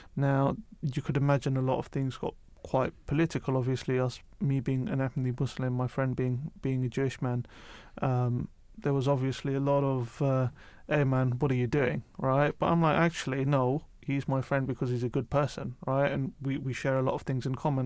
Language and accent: English; United Kingdom; also born or lived in London; I grew up outside of London